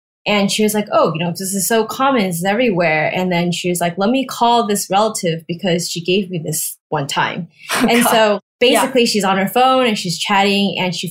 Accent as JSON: {"language": "English", "country": "Taiwan", "tie": "born or raised there", "moved": "yes", "lives_now": "United States", "said": "I grew up in Taiwan and I moved to the States"}